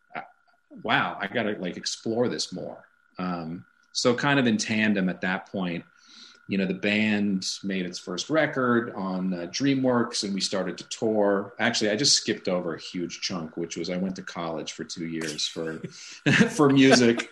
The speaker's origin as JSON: {"language": "English", "town": "Santa Monica", "region": "California", "country": "United States", "tie": "born or raised there", "said": "I grew up in Santa Monica, California"}